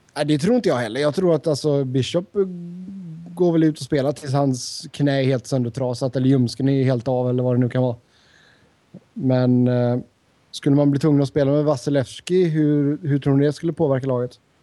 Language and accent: Swedish; Sweden; moved away as an adult; now in United States; har inte jag bott hemma i Sverige på nästan tio år